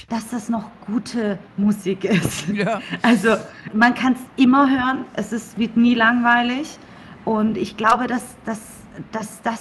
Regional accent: Coburg, Bavaria, Germany; now in United States; Ich komme aus Coburg. Mhm. Also ich bin eine kleine Fränkin.

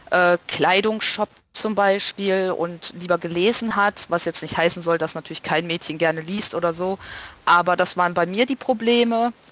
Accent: North Rhine-Westphalia, Germany; born there; Ich bin in Nordrhein-Westfalen geboren

